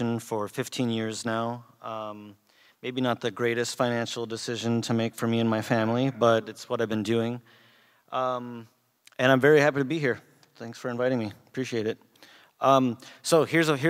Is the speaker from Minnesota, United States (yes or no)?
yes; Minneapolis, Minnesota, United States; I'm from the Twin Cities, if you will, but Minnesota will